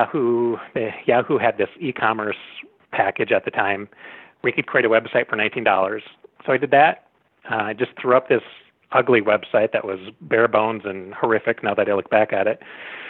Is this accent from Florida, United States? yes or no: no; North Woods of Wisconsin, United States; I grew up in the North Woods of Wisconsin, so not too far from here.